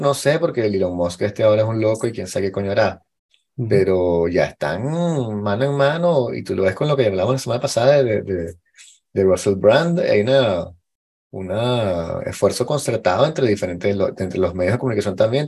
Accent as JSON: {"language": "Spanish", "country": "Venezuela", "said": "yo soy venezolano y blanco y hombre"}